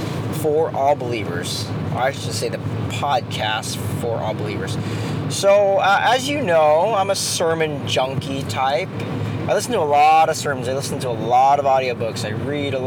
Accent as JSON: {"language": "English", "country": "Philippines", "said": "I'm Filipino"}